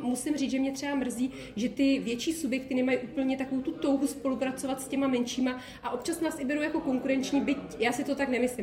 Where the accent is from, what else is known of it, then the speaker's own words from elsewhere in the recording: South Bohemian Region, Czechia; also born or lived in České Budějovice; já jsem nikdy jinde nebydlela než v Jižních Čechách